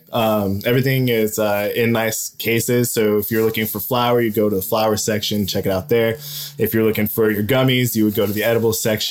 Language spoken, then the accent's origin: English; Spokane, Washington, United States; moved away as an adult; now in Las Vegas, United States; I'm from the Northwest. I'm from Spokane, Washington, but I've been out here. Yeah, I've been out here for about 3 years now.